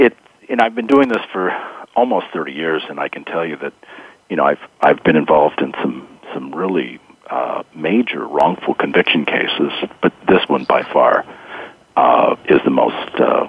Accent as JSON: {"language": "English", "town": "Springfield", "region": "Illinois", "country": "United States", "moved": "yes", "lives_now": "Louisville, United States", "said": "I am from Springfield, Illinois, although I am living in Louisville, Kentucky at the moment."}